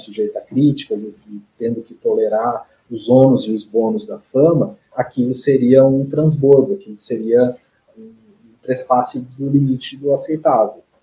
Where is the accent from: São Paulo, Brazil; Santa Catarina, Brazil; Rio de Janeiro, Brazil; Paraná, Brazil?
São Paulo, Brazil; Rancharia; moved away as an adult; also born or lived in Franca; now in Curitiba, Brazil; eu sou natural do interior de São Paulo, uma cidade chamada Rancharia